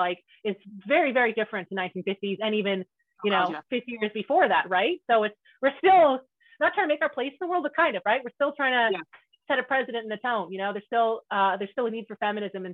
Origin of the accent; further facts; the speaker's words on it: Canada; I grew up in a really, like, I'm from Canada, and it's really rural, it's very country, very Mennonite